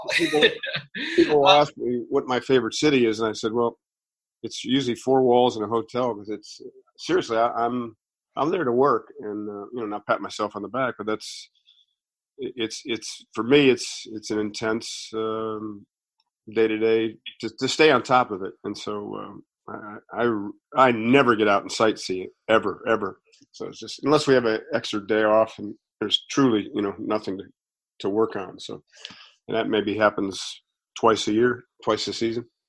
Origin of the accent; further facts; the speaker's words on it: Strongsville, Ohio, United States; when I lived in growing up in Strongsville